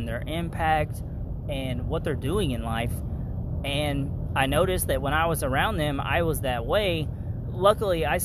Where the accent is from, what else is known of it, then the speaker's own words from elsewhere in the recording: Kentucky, United States; I'm from Kentucky. Everybody, like, basically poor is the norm where I'm from.